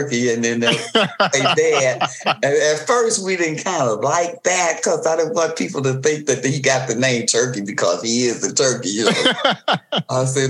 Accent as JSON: {"language": "English", "town": "Detroit", "region": "Michigan", "country": "United States", "tie": "born or raised there", "said": "we grew up in Detroit"}